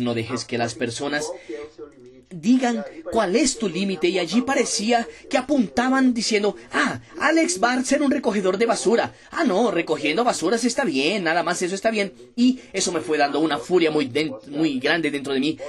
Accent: Ladainha, Minas Gerais, Brazil; Yo soy de Minas Gerais, soy del interior de Minas Gerais, hoy tengo 27 años de edad, nacido y creado en Ladainha, ciudad de Minas Gerais

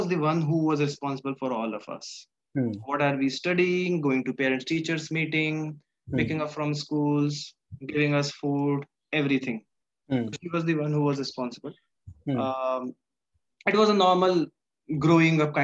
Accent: Gwalior, Madhya Pradesh, India; also born or lived in Morena, Madhya Pradesh; I was brought up in Gwalior completely.

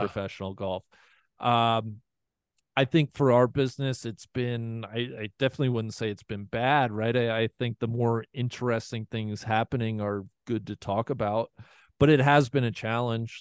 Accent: Cincinnati, Ohio, United States; moved away as an adult; now in Colorado, United States; my hometown of Cincinnati, Ohio

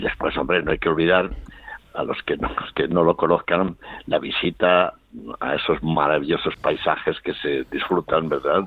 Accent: León, Castile and León, Spain; moved away as an adult; now in Zaragoza, Spain; un leonés de nacimiento muy y adaptado y adoptado por, por Aragón

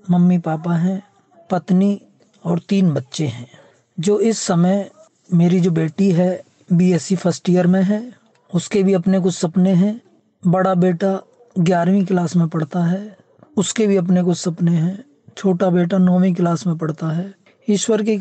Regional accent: Kurli Bhatona, Uttar Pradesh, India; पूर्व प्रधानमंत्री चौधरी चरण सिंह के पैतृक गांव ग्राम कुरली भटोना जिला बुलंदशहर उत्तर प्रदेश का रहने वाला हूँ

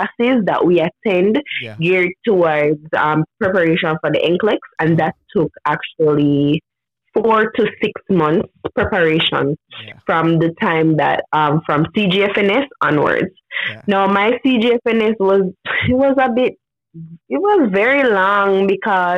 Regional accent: Jamaica; I'm from Jamaica

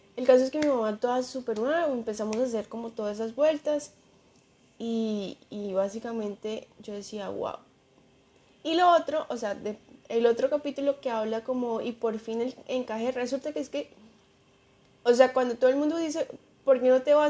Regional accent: Colombia; moved away; no quería irme de, o sea, Colombia a Estados Unidos

